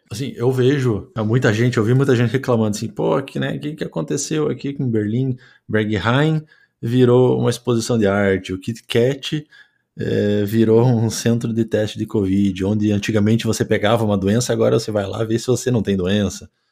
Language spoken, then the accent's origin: Portuguese; Curitiba, Paraná, Brazil; moved away as an adult; now in Germany; eu sou de Curitiba